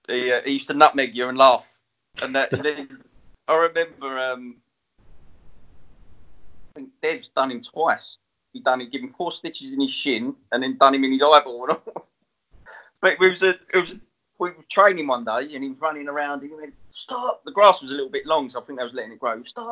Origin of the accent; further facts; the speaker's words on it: Enfield, London, United Kingdom; I was like, I'm from Enfield, I've got a swatch on.